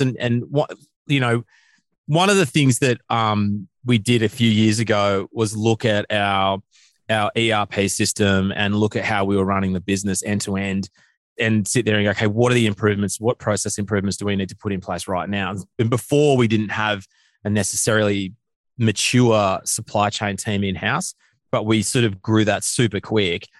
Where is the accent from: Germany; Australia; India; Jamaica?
Australia; our country